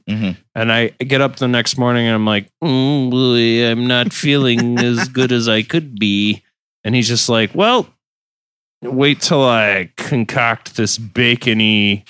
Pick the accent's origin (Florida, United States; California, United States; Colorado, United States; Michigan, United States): Michigan, United States; we're all from Michigan